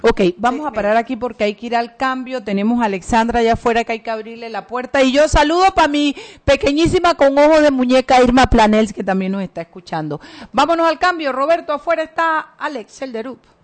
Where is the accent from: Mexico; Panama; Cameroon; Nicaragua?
Panama; nos unió como panameños